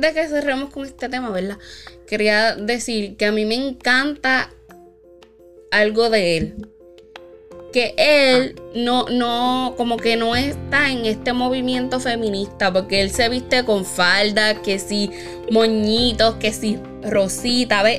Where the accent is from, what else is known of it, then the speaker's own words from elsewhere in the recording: Puerto Rico; nuestra patria